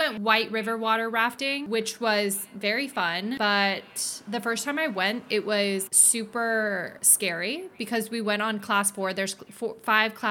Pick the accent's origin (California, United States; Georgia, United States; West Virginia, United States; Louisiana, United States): California, United States; I'm from California